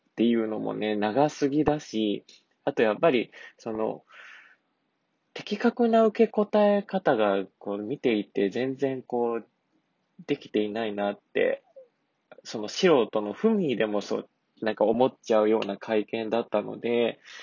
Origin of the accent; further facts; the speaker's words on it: Kansai, Japan; 関西人なのでね